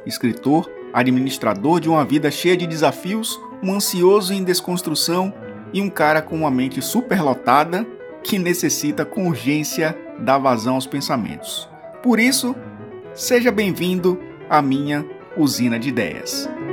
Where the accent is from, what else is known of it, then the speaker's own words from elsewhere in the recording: Bahia, Brazil; sou baiano